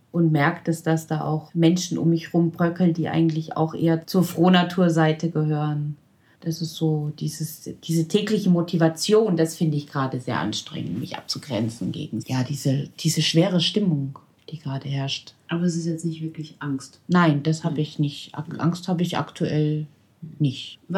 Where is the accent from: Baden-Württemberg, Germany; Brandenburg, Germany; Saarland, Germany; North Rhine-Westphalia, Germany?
Baden-Württemberg, Germany; Ah, ja klar, ich bin Schwabe.